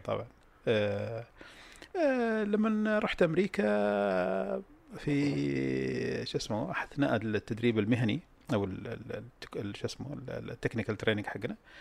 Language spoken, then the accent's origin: Arabic; Saudi Arabia; انا طلعت من السعوديه في اكتوبر 74